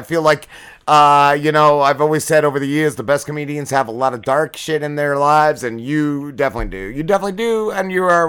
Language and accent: English; New Milford, New Jersey, United States; I grew up in New Milford